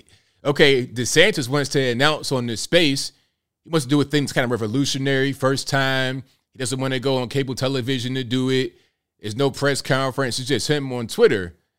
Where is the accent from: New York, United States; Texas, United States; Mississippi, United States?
Mississippi, United States; Okay, I'm from Mississippi.